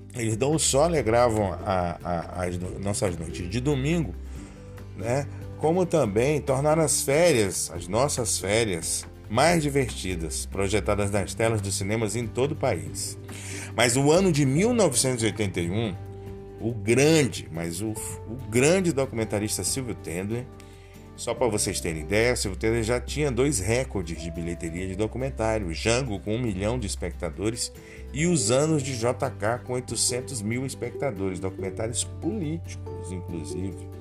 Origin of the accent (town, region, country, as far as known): Brazil